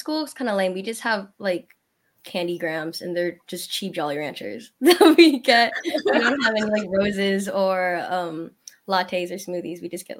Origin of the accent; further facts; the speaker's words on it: Renton, Washington, United States; I'm from Renton, Washington, and I'm also a junior.